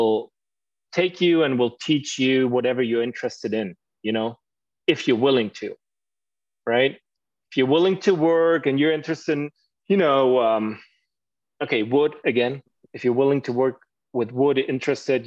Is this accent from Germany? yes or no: yes; Germany; English is a second language